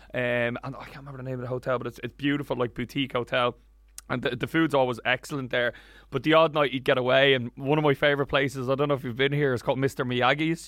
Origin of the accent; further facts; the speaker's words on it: Wicklow, Leinster, Ireland; I grew up in Wicklow.